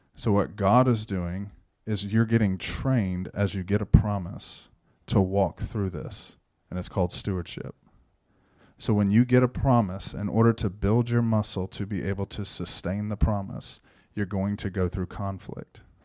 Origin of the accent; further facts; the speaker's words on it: Shenandoah, Texas, United States; I grew up in Shenandoah, born and raised